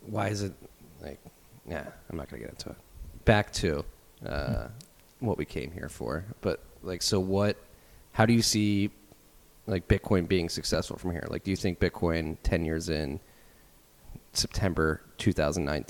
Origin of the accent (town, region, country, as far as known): United States